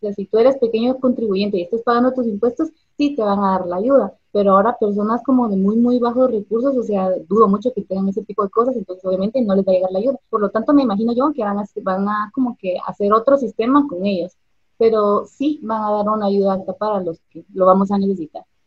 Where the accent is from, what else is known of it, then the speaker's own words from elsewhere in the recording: Guatemala; soy de Guatemala